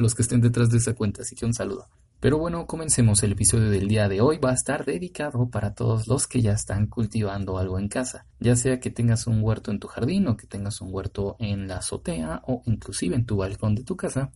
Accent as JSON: {"language": "Spanish", "region": "Mexico City", "country": "Mexico", "said": "yo soy de la Ciudad de México"}